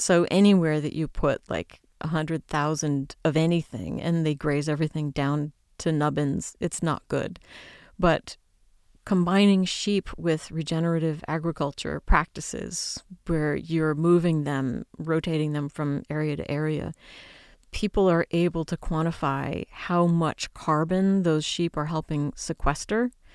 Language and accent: English; United States; I'm an American.